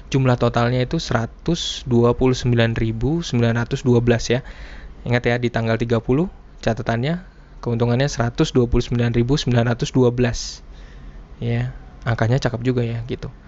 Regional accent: Blitar, East Java, Indonesia; yang udah gua kenal dulu sejak kecil waktu di Blitar ya tempat uh, eh, gue tinggal dulu bersama kakek gue seorang prajurit Blitar.

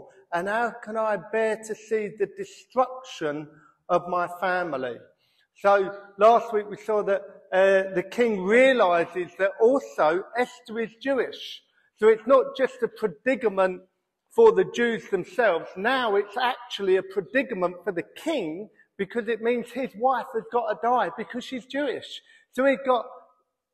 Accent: United Kingdom; we're British and we moan

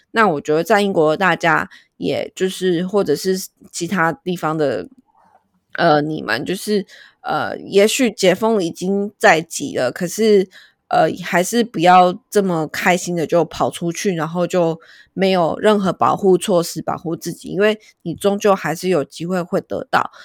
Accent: Taiwan; 我们就是台湾人

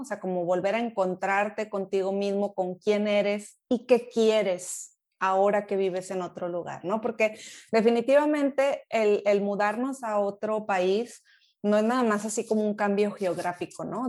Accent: Monterrey, Nuevo León, Mexico; moved away as an adult; also born or lived in England; now in Germany; Allá crecí en Monterrey, toda mi vida estuve por ahí

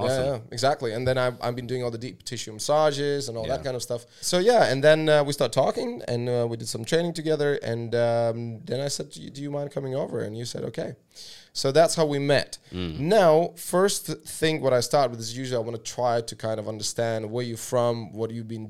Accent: Latvia; moved away; also born or lived in Vancouver, Canada; so my first kind of abroad place where I lived was Canada. I lived in Vancouver when I moved from Latvia about 13 years ago.

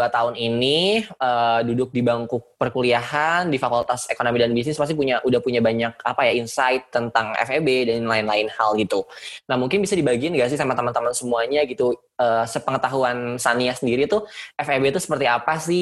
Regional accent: Jakarta, Indonesia; Mohon maaf Pak, uh, saya Betawi asli.

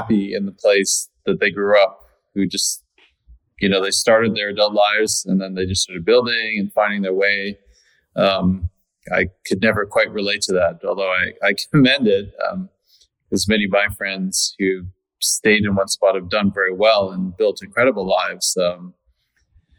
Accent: Canada; I'm from Canada, and I spent a lot of my time when I was starting my career in Canada dreaming of being somewhere else

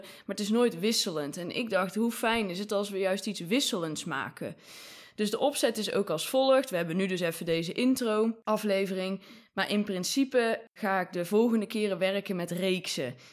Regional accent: Rucphen, North Brabant, Netherlands; also born or lived in Breda; in mijn ouderlijk huis, dus waar ik geboren ben

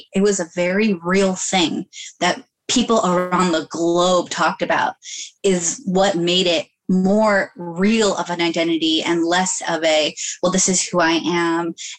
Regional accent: United States; yes, I'm Muslim. Yes, I'm Pakistani, but I have another identity and that's American.

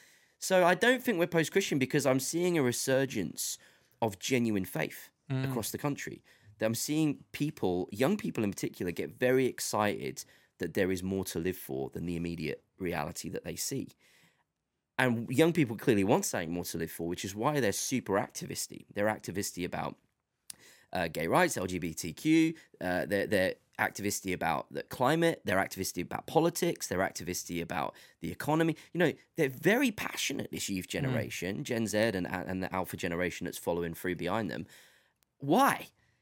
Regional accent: England, United Kingdom; I tell them I'm from England or the UK

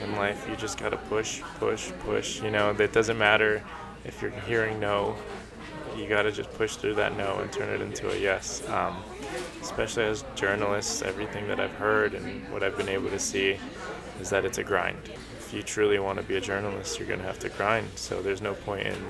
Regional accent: Colombia; now in New York, United States; I was born in Colombia, like you said, and I immigrated here to New York with my mom and my little brother

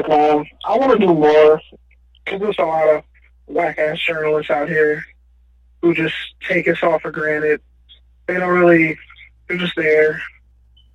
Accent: Oakland, California, United States; I'm from East Oakland. Grew up right next to the stadium

